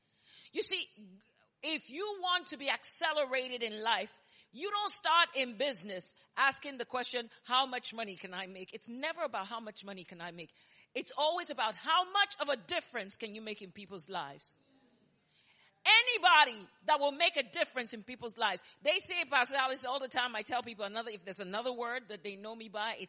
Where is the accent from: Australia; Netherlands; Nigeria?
Nigeria; moved away as an adult; also born or lived in New York; now in Texas, United States; if you hear my accent and his accent, you know we were both born in Nigeria. I'm 100% made in Nigeria, and I'm proud to be a Nigerian.